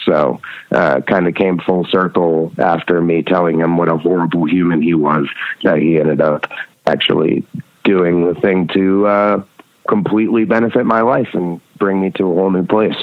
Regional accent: Red Hook, New York, United States; also born or lived in Rhinebeck, New York; I grew up, or I was born in Rhinebeck, New York, and grew up in Red Hook, New York

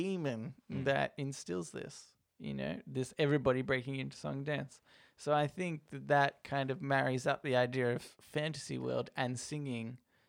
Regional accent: Colorado, United States; I really loved you two guessing American slang, so here's some slang specific to my home state of Colorado.

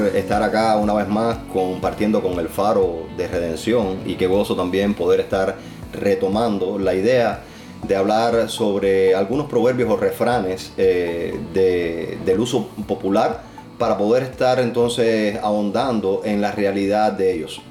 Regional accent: Cuba

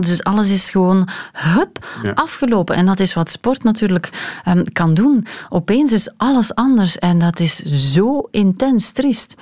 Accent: Hamme, Flanders, Belgium; Ik ben ehm, opgegroeid in Hamme, waar uh, Dender, eh, wat zeg ik, waar eh, Schelde en Durme samenvloeien.

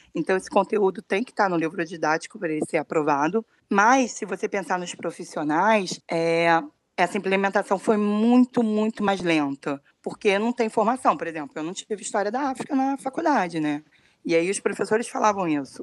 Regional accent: Rio de Janeiro, Brazil; sou aqui do Rio de Janeiro

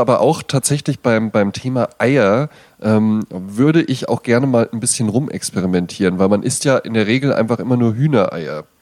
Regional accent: Germany; moved away; in Bonn-Baden, wo ich herkomme

